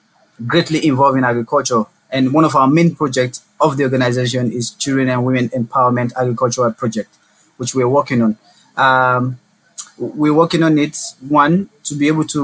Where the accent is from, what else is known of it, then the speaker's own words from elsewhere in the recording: Sierra Leone; I'm from Sierra Leone, and I'm currently in my final years at the university